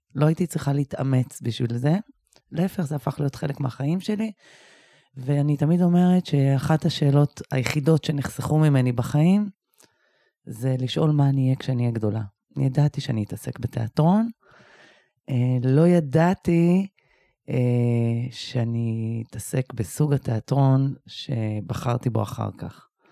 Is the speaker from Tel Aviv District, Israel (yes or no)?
yes; Bat Yam, Tel Aviv District, Israel; אני גם גדלתי בבת ים